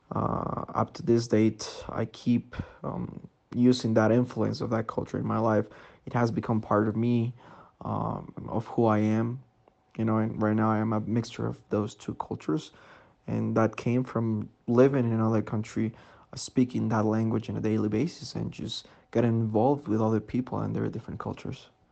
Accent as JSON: {"language": "English", "town": "Sangolquí", "region": "Pichincha", "country": "Ecuador", "said": "I'm from Sangolquí, Ecuador"}